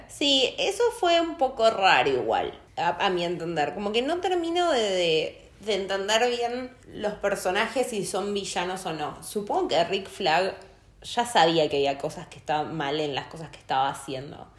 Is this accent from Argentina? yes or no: yes; Argentina; soy argentina.